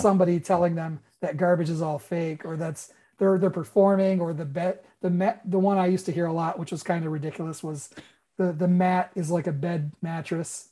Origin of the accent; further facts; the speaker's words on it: New York, United States; moved away as an adult; also born or lived in Florida; I lived in a part of New York where it took us a really long time to get cable